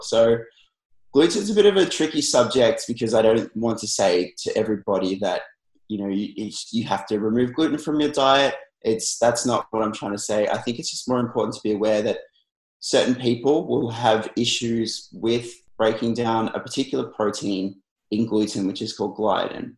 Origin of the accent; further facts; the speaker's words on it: Melbourne, Victoria, Australia; I'm from Melbourne, Australia. So I'm a registered nutritionist here.